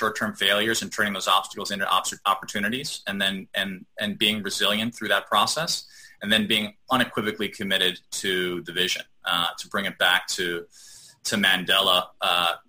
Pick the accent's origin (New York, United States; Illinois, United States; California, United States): Illinois, United States; Chicago; I grew up in Chicago